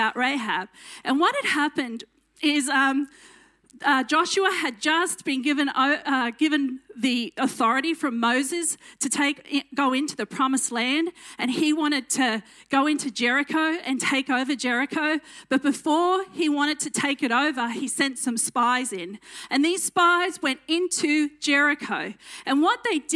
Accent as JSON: {"language": "English", "town": "Dalby", "region": "Queensland", "country": "Australia", "tie": "born or raised there", "also_born_or_lived": "Roma, Queensland", "accent": "country twang", "said": "I grew up in Dolby and Roma, which is in Western Queensland"}